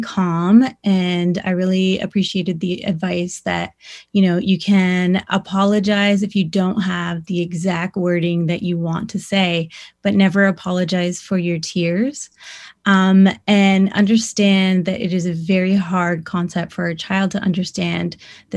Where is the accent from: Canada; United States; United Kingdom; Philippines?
Canada; Six Nations Reserve, Ontario; I grew up on the Six Nations Reserve